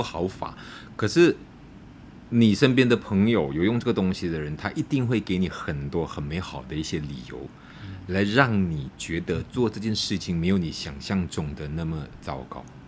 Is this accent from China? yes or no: no; Malacca, Malaysia; moved away as an adult; also born or lived in Kuala Lumpur; 我回到马六甲